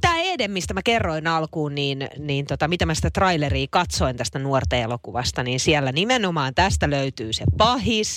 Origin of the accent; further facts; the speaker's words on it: Naantali, Southwest Finland, Finland; also born or lived in Vantaa; kun mä muutin Naantalista Vantaalle, kun mä olin viidennellä luokalla. Mä ostin vuosi Vantaalle ja me muutettiin takaisin sit Naantaliin